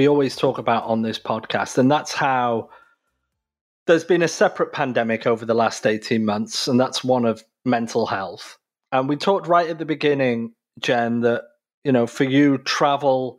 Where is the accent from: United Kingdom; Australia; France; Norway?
United Kingdom; now in North America; I'm originally from the United Kingdom, but obviously I live in North America.